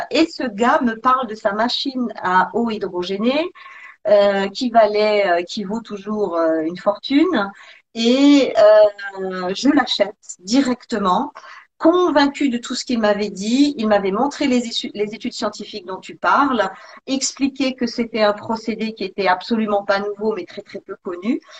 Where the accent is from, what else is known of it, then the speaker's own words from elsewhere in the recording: Provence-Alpes-Côte d'Azur, France; now in Switzerland; j'étais j'étais en Suisse depuis déjà quelques années. Je venais de la Côte d'Azur.